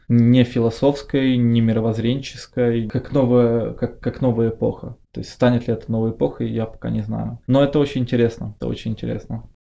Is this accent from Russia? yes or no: no; Odesa, Odesa Oblast, Ukraine; я как одесситка могу сказать